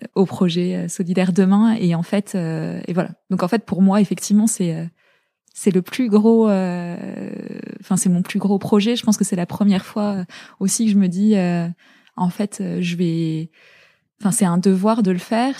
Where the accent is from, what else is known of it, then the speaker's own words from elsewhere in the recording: La Garenne-Colombes, Île-de-France, France; also born or lived in Zaire (DR Congo); on est rentré en euh, en élément, à l'élémentaire, j'étais en, j'étais en, à la Garenne Colombe